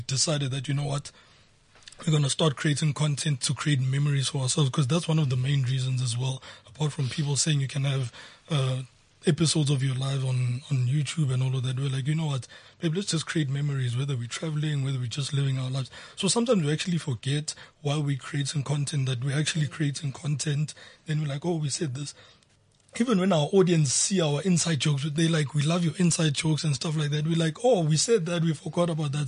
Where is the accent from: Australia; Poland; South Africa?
South Africa; Soweto, Gauteng; I was born and bred in Soweto